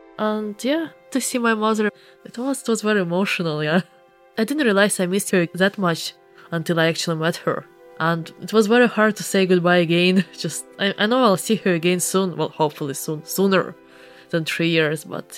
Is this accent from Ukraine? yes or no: yes; Eastern Ukraine, Ukraine; English is a second language; I better not to say that I'm from Eastern Ukraine.